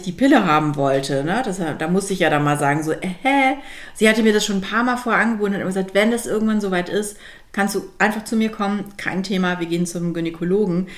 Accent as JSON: {"language": "German", "country": "Germany", "also_born_or_lived": "Milan, Italy", "said": "als Deutsche im, in Mailand"}